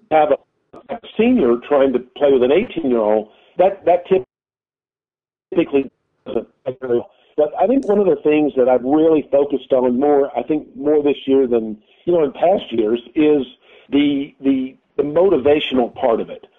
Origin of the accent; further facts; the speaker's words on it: High Point, North Carolina, United States; grew up in High Point